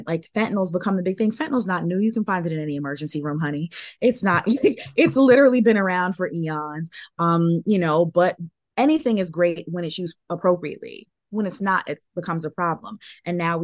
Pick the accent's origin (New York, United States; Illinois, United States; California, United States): New York, United States; New York City; I'm from New York City